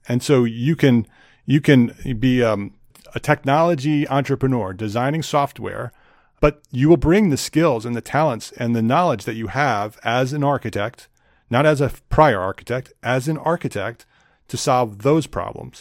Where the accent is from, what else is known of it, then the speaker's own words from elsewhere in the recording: New Jersey, United States; moved away as an adult; also born or lived in Westchester County, New York; now in North Carolina, United States; I grew up in New Jersey